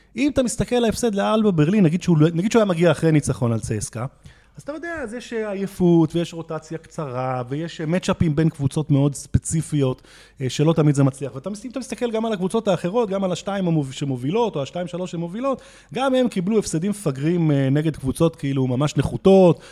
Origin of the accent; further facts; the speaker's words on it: Jerusalem, Jerusalem District, Israel; אני ירושלמי